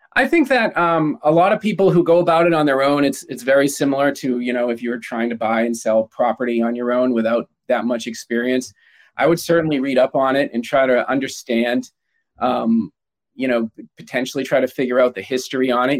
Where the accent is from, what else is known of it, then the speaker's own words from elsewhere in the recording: United States; I'm American and I'm a little, you know, I'm a proud American